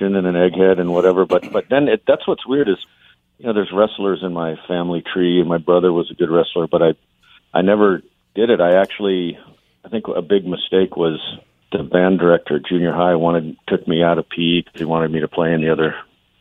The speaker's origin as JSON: {"language": "English", "town": "Albuquerque", "region": "New Mexico", "country": "United States", "tie": "born or raised there", "moved": "yes", "said": "growing up in Albuquerque"}